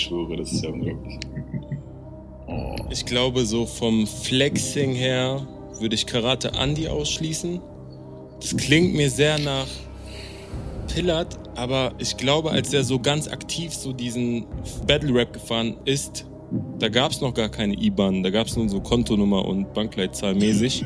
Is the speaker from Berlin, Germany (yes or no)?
yes; Berlin, Germany; als Berliner